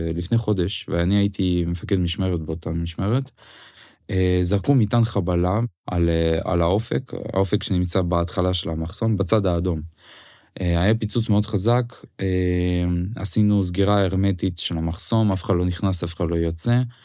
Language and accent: Hebrew; Ukraine; Hebrew is a second language; moved away as an adult; now in Israel; אוקראינה כן מדינת המולדת שלי